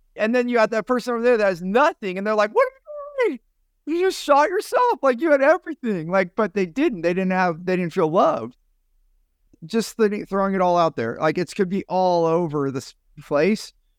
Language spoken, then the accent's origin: English; San Jose, California, United States; a Vietnamese young man that I, I grew up with in San Jose, California